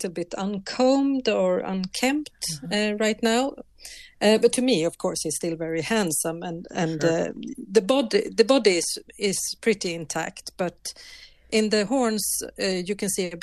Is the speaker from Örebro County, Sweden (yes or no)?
no; Gävle, Gävleborg County, Sweden; I was raised here in Gavle and I know a lot of people and I've seen the Christmas goat since I was a child